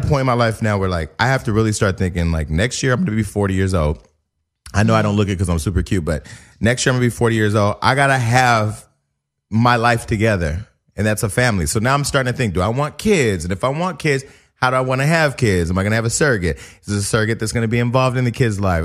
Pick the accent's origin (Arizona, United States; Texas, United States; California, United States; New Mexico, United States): California, United States; Stockton; now in Los Angeles, United States; I'm from Stockton, California